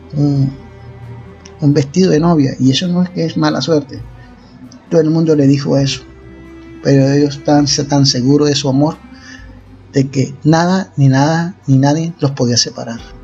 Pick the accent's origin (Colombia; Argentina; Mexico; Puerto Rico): Colombia; Costeño, Caribbean coast; cómo somos nosotros los costeños